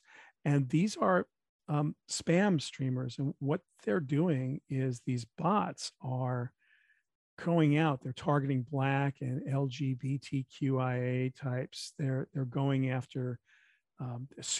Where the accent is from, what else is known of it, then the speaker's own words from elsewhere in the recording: New York, United States; as a New Yorker